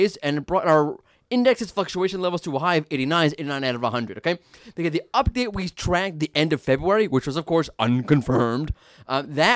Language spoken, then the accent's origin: English; New York, United States; I'm from New York.